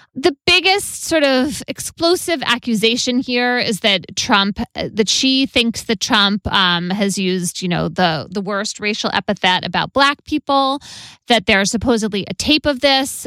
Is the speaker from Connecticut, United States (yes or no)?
yes; Connecticut, United States; my home state of Connecticut